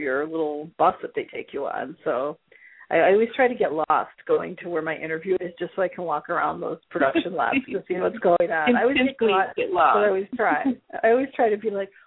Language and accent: English; Chicago, Illinois, United States; also born or lived in Arizona; I'm from Chicago